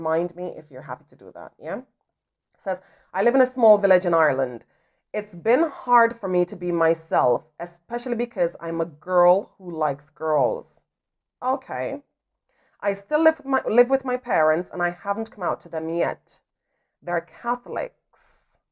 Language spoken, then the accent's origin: English; Jamaica; I grew up in Jamaica